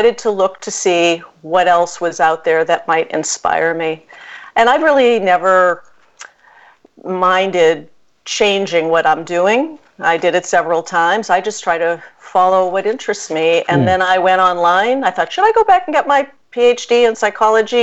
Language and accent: English; Boston, Massachusetts, United States; also born or lived in Brookline, Massachusetts; I grew up in Jamaica Plain, Massachusetts, mm-hmm. and Brookline, Massachusetts